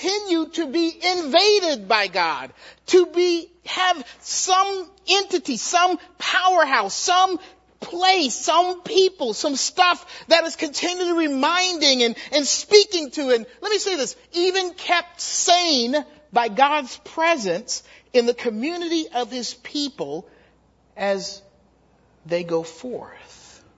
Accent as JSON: {"language": "English", "town": "Charleston", "region": "South Carolina", "country": "United States", "said": "I'm from Charleston, South Carolina"}